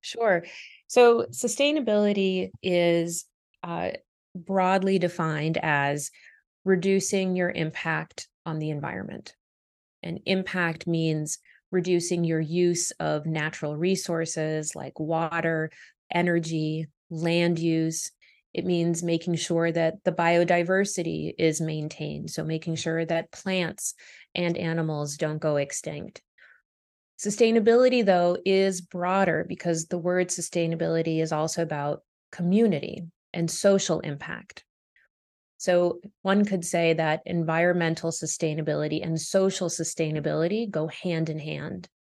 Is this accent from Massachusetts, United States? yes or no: yes; Boston, Massachusetts, United States; also born or lived in Canada; we moved to Boston, which is where I spent most of my childhood, um, and I eventually became a U S citizen at eighteen. Um, so Boston is my hometown